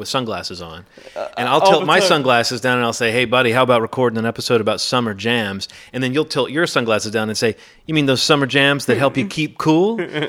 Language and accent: English; Birmingham, Alabama, United States; now in Baltimore, United States; I grew up in Birmingham, Alabama, which is very hot, very humid, very buggy